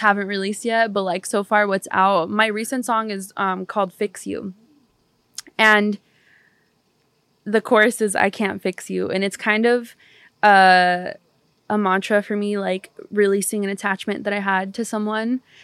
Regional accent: Pomona, California, United States; also born or lived in Barcelona; I grew up in California

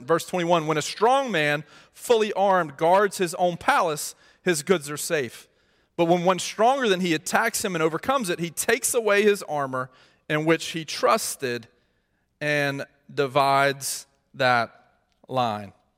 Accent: Mississippi, United States; moved away; I'm from Mississippi

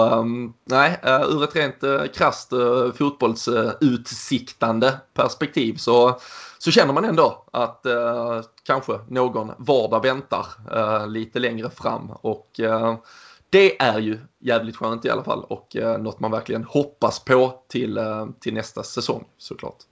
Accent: Sweden; vi svenskar och det otroligt trygga och säkra systemet vi har runt oss

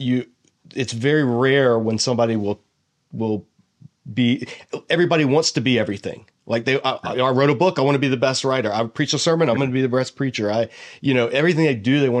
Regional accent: Georgia, United States; I'm from Georgia

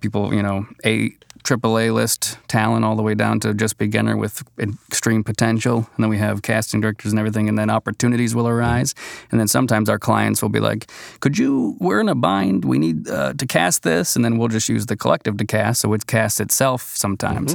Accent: Boston, Massachusetts, United States; moved away as an adult; now in Los Angeles, United States; originally from New England area, Boston, and flew out here, oh, a little over ten years ago

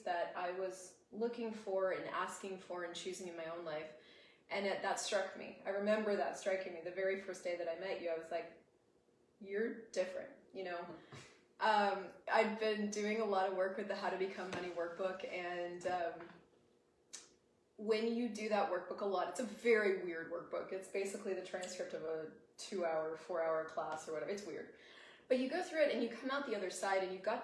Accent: United States; accent: American; my American accent

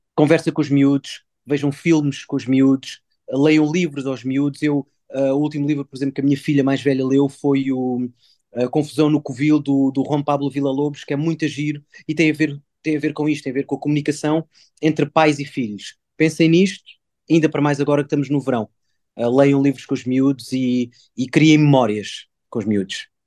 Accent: Mozambique; sendo eu africano, nascido em Moçambique

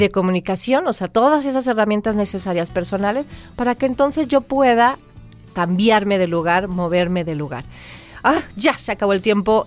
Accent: Maya, Yucatán Peninsula, Mexico; yo también soy maya chiquita

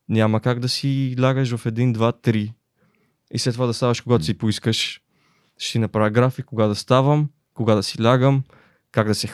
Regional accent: Dupnitsa, Kyustendil Province, Bulgaria; защото аз идвам от Дупница

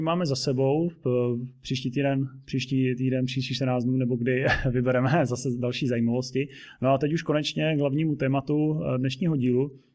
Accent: Zlín, Zlín Region, Czechia; jsem úplně z opačného skoro konce republiky ze Zlína

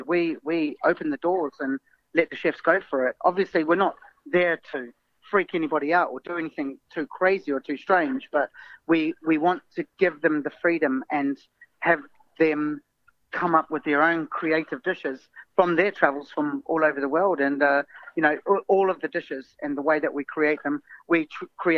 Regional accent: Wellington, New Zealand; moved away as an adult; now in London, United Kingdom; I was brought up in New Zealand, but my mother is English.

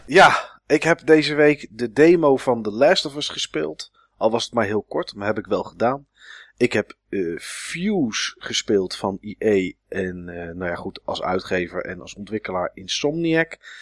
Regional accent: Netherlands; ben ik wel echt een Nederlander

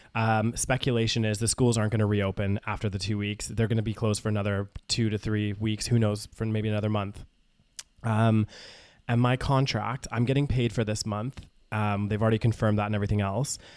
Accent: Canada; moved away as an adult; I'm a Canadian citizen

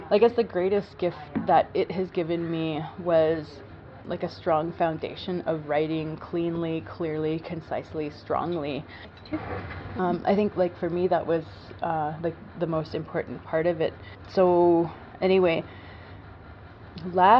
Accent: Peawanuck, Ontario, Canada; I come from Weenisk First Nation, which is a very small reserve on the Hudson Bay coast in northern Ontario. Is the second northernmost community, and there are only 250 people there. Or should I say, we are 250 strong. And it was a strange place growing up

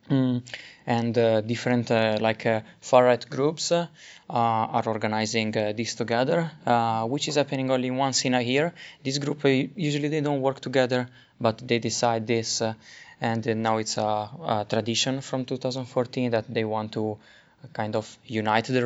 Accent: Helsinki, Uusimaa, Finland; we are from Helsinki

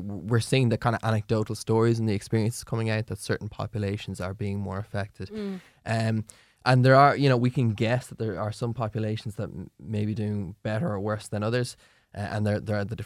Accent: Ireland; as an Irish population

